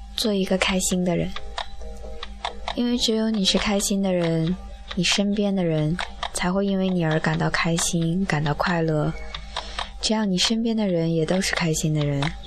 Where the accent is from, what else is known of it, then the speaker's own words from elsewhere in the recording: Northeast China, China; now in Shenzhen, China; 我好想回到的大东北啊，有暖气，有暖暖的阳光